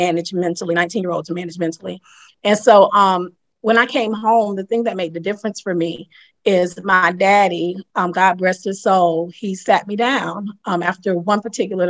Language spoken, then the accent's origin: English; Lakeland, Florida, United States; moved away; started mentoring girls down there in Lakeland, in my hometown as I was there